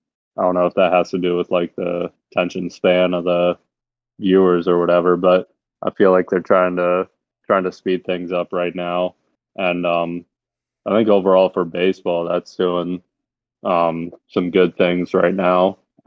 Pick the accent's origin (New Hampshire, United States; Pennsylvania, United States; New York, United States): Pennsylvania, United States; I'm from Pennsylvania. I grew up a big Penn State fan